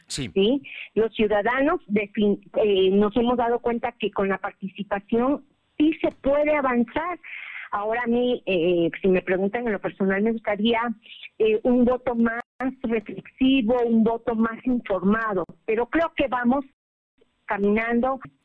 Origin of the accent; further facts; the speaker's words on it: Mexico; somos mexicanos